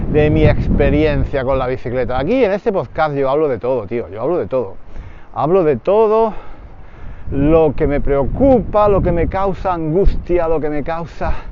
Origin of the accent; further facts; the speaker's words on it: Granada, Andalusia, Spain; Yo soy de Granada y normalmente en verano íbamos a la playa en Málaga.